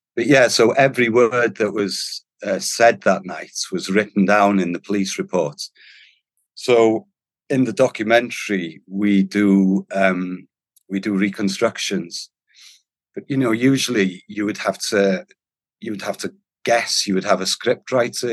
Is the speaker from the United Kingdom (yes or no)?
yes; North Wales, United Kingdom; first language Welsh; English is a second language; Being Welsh, especially from North Wales and Welsh speaking